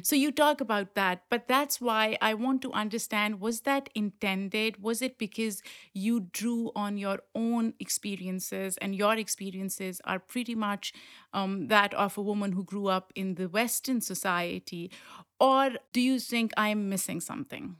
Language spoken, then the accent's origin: English; Pakistan; moved away; someone who grew up in Pakistan